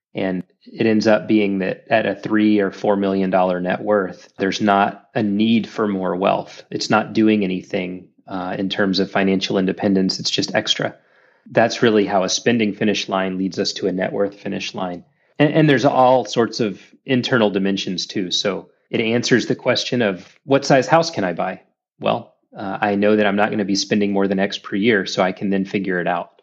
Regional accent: Dallas, Texas, United States; moved away as an adult; also born or lived in Saudi Arabia; now in Orlando, United States; I grew up in North Dallas in a great Christian home

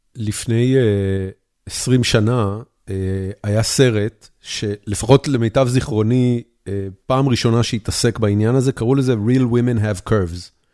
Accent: Israel; moved away as an adult; now in Texas, United States; כשאני גדלתי בארץ

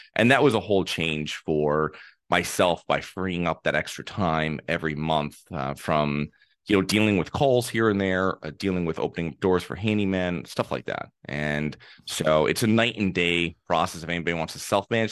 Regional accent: Connecticut, United States; I'm from Connecticut, and this is from a small town. I lived in a small town

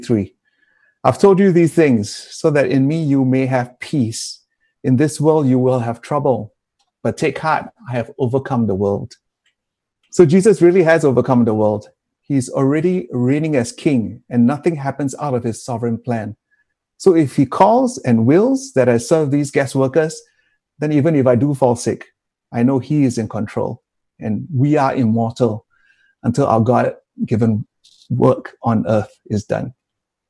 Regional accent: Singapore; I'm a Singaporean

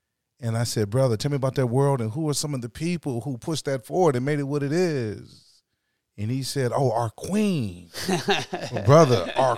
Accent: South Carolina, United States; Yeah, I come from South Carolina.

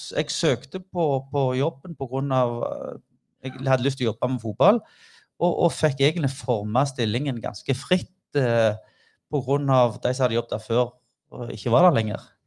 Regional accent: Figgjo, Rogaland, Norway; vi kom fra Figgen

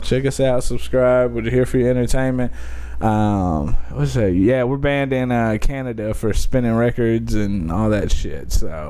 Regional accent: Detroit, Michigan, United States; I'm from Detroit.

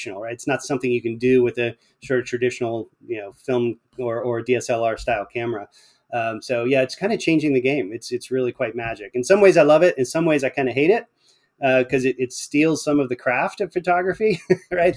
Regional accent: Pennsylvania, United States; now in Atlanta, United States; I live in Atlanta, Georgia now, but I grew up in Pennsylvania.

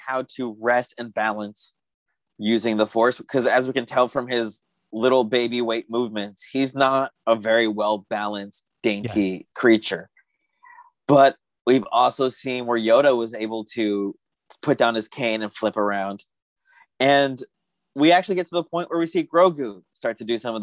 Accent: United States; As an American

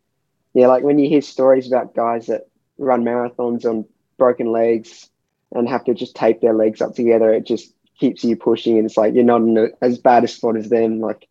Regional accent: Singapore; also born or lived in Sydney, Australia; Well, so I was born in Sydney, and we moved to Singapore. So we moved to Singapore when I was about 3 years old.

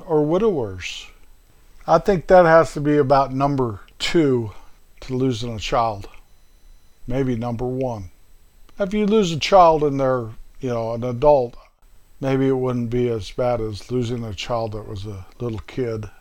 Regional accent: north central Colorado, United States; moved away as an adult; also born or lived in Midwest; that little town up in north central Colorado, my hometown

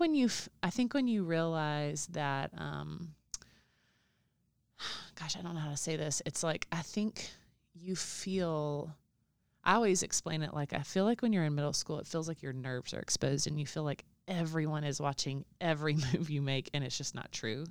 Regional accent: Alabama, United States; I'm from Alabama

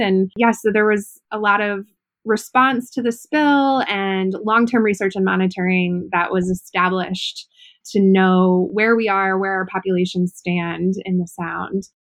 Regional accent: Ohio, United States; moved away; I'm originally from Ohio.

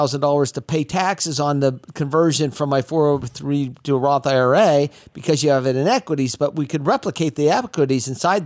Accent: Sacramento, California, United States; I'm from Sacramento

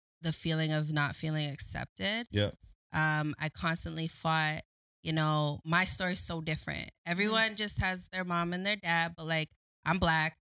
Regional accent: Waterloo, Ontario, Canada; also born or lived in Scarborough, Ontario; I was adopted. And that's where when I moved to Waterloo, I grew up in Waterloo

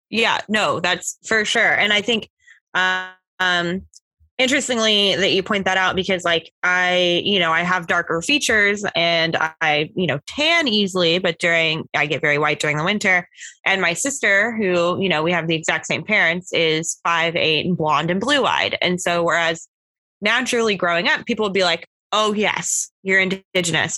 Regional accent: Oklahoma, United States; now in Florida, United States; grew up in Oklahoma, um, where there is many reservations in Oklahoma.

